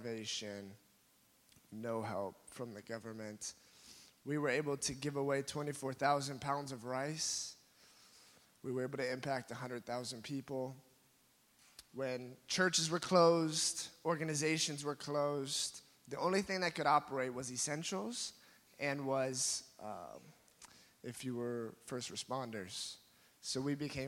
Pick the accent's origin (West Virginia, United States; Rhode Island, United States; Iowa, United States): Iowa, United States; Fort Dodge; moved away as an adult; now in Philippines; I'm from Fort Dodge, Iowa